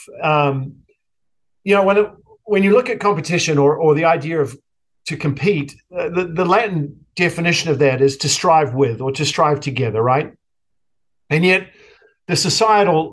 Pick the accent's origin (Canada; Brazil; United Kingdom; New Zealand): New Zealand; moved away as an adult; now in United States; my socialization growing up in New Zealand